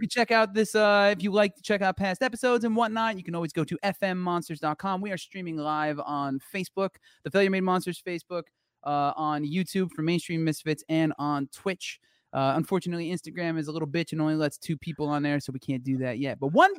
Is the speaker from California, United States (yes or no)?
no; New Jersey, United States; I'm from New Jersey and I'm Italian